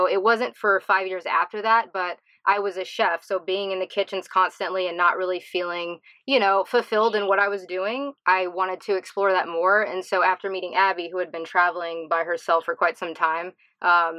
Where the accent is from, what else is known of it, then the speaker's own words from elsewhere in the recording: South Carolina, United States; moved away as an adult; also born or lived in Charleston; I grew up in South Carolina, so in a small town, and I moved to Charleston